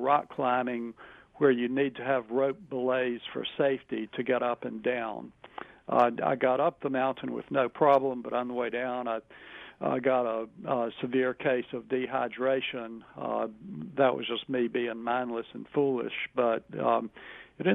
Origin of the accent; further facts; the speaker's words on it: Wilmington, North Carolina, United States; I grew up in Wilmington back in the 60s, and just to date myself, I finished high school in 1970